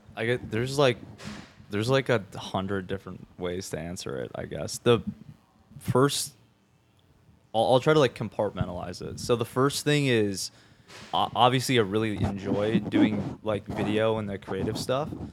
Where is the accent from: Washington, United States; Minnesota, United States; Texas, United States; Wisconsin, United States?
Minnesota, United States; moved away as an adult; now in Tampa, United States; I'm from, I'm from Minnesota, and I was in, like, the, the cities area